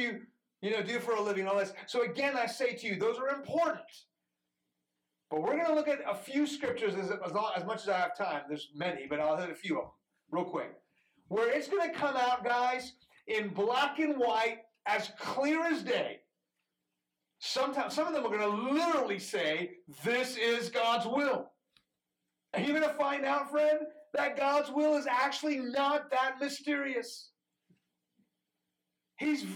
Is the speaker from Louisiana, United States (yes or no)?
no; Houston, Texas, United States; first language Farsi; English is a second language; also born or lived in Iran; I grew up in Houston